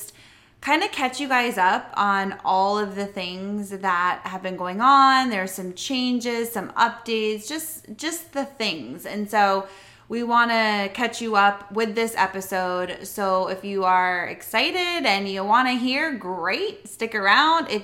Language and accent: English; Palm Coast, Florida, United States; moved away; we're currently in Florida, in my hometown in Palm Coast, where I actually grew up